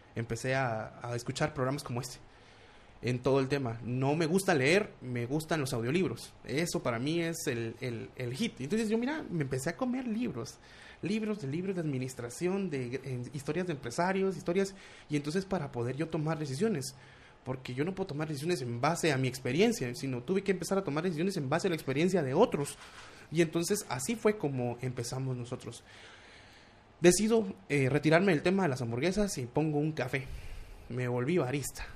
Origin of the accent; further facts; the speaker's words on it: Guatemala City, Guatemala Department, Guatemala; also born or lived in United States; de Guatemala